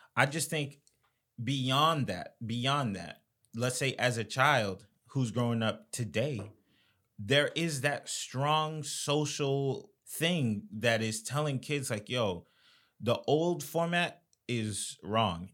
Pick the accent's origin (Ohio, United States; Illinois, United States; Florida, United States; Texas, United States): Florida, United States; I'm from Florida